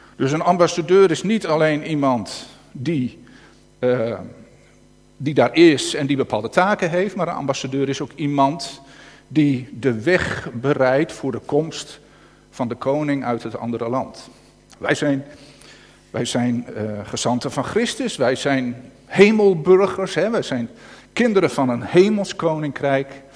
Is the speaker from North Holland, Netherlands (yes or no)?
yes; North Holland, Netherlands; accent: Noord-Hollands; Ik begin echt Noord-Hollands te gaat lezen, weet je, echt Noord-Hollands eh, te praten